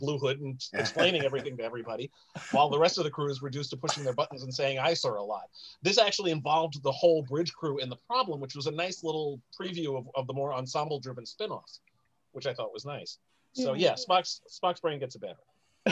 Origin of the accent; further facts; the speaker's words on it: New York City, New York, United States; the Bronx, which is where I'm from